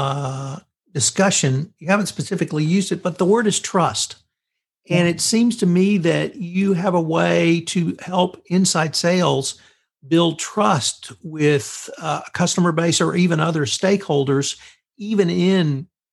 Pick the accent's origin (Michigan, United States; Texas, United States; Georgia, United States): Texas, United States; I'm from Texas